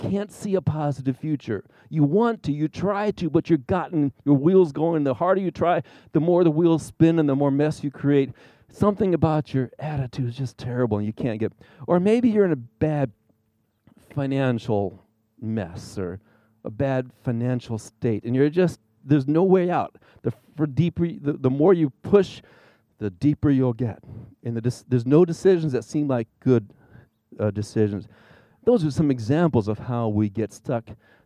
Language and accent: English; Arizona, United States; also born or lived in Indiana; I was raised here in Arizona